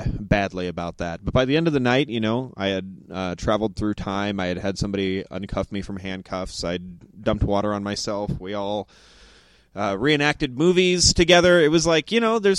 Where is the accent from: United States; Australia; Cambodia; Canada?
United States; Moreno Valley, California; moved away as an adult; born and raised in Moreno Valley, California